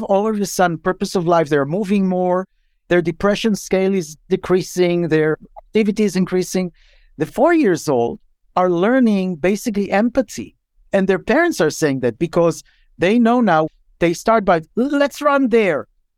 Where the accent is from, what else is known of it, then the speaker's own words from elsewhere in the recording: Israel; English is a second language; moved away as an adult; now in United States; I came from Israel when I was in my 30s. I'd never heard it in Israel, but I heard it here.